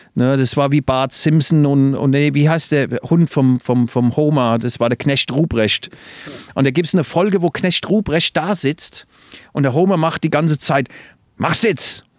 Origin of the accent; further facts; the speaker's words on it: England, United Kingdom; moved away; Ich bin ja in England groß geworden. Das hört man ja immer noch, glaube ich. Ich habe immer noch ein bisschen äh, Akzent